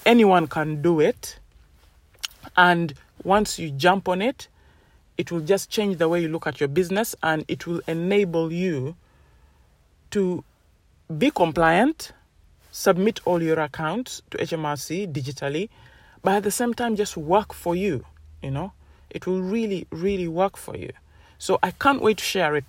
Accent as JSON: {"language": "English", "country": "Uganda", "moved": "yes", "said": "I come from Uganda"}